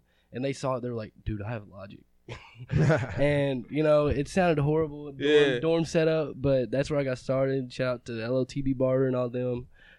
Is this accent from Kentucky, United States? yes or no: yes; Litchfield, Kentucky, United States; Litchfield, Kentucky.